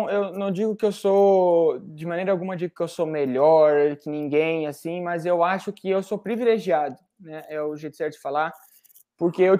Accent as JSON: {"language": "Portuguese", "country": "Brazil", "said": "Eu, é, eu vivi muito a escola brasileira, porque por causa do meu pai, porque eu sou brasileiro."}